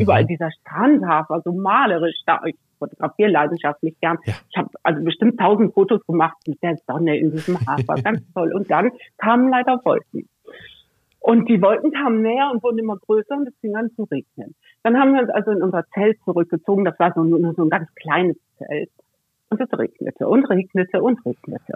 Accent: Cologne area, North Rhine-Westphalia, Germany; moved away; also born or lived in Northern Germany; ich komme aus dem, aus dem Kölner Raum

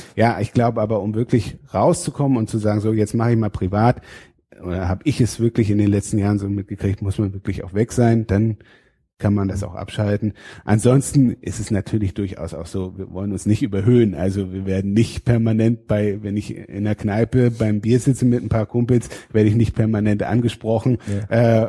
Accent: Fehmarn, Schleswig-Holstein, Germany; moved away; also born or lived in Rhineland-Palatinate; Ich komme aus Schleswig-Holstein, aus äh, von der Insel Fehmarn

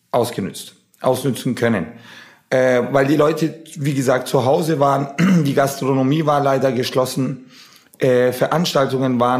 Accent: Nuremberg, Bavaria, Germany; wir sind ja Nürnberger, wir sind aus Nürnberg. Apropos, Nürnberg hatte gestern, unsere Heimatstadt hatte gestern Geburtstag

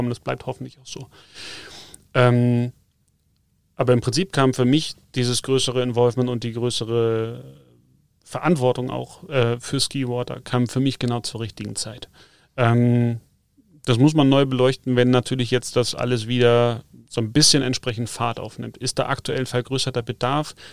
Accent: North Germany, Germany; now in South Germany; Wie gesagt, ich komme zwar aus dem Norden, aber eigentlich habe ich immer mehr Bezug zu den Bergen als zum Wasser gehabt. Und insofern war es nicht verwunderlich, dass ich mich hier unten im Süden mal, mal niederlasse.

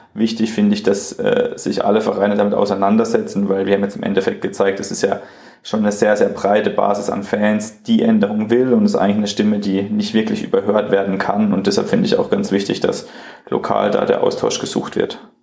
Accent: Freiburg, Baden-Württemberg, Germany; ich komme auch aus Freiburg

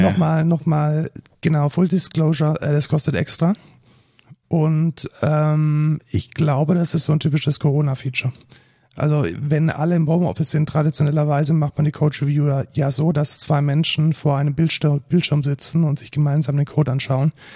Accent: near Neckarsulm, Baden-Württemberg, Germany; aus Neckarsulm, das ist fast schon in meiner Heimat

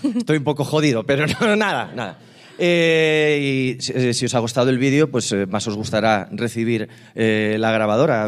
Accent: Galicia, Spain; vengo de Galicia con los bolsillos vacíos y una maleta cargada de sueños e ilusiones

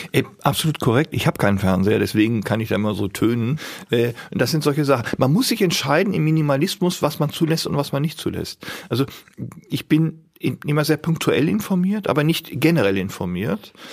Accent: Bielefeld, North Rhine-Westphalia, Germany; ich bin ja in Bielefeld geboren. Die Stadt gibt's wirklich. Und ich sage immer, ich bin aus der Stadt des Puddings

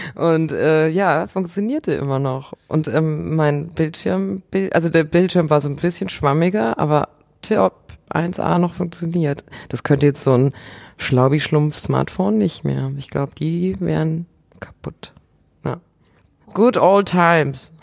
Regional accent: Bavaria, Germany; moved away; ich komme ursprünglich aus Bayern

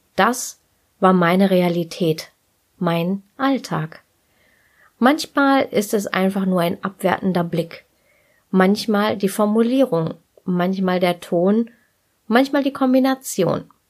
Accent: Ruhr area, North Rhine-Westphalia, Germany; ich bin im Ruhrgebiet geboren und groß geworden

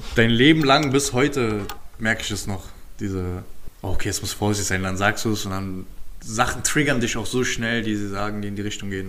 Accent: Berlin, Germany; ich bin halt mit 10 aus dem Wedding nach Köpenick gezogen

